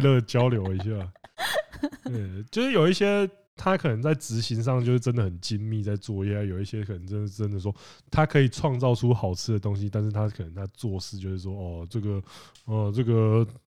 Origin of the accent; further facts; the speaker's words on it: Penghu County, Taiwan; moved away; also born or lived in Kaohsiung / Taipei; 我，我是澎湖人